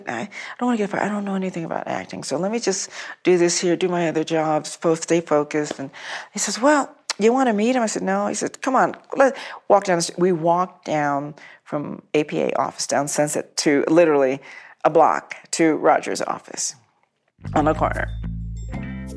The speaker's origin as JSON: {"language": "English", "region": "Colorado", "country": "United States", "moved": "as an adult", "lives_now": "Los Angeles, United States", "said": "I'm from Colorado."}